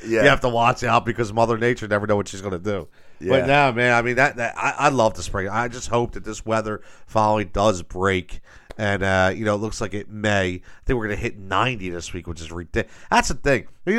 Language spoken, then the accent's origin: English; Philadelphia, Pennsylvania, United States; But I grew up in Northeast Philadelphia, okay?